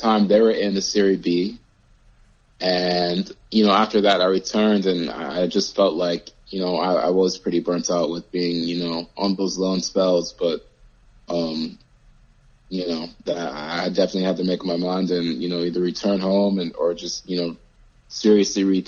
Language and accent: English; United States; also born or lived in Rome, Italy; being an American playing in Europe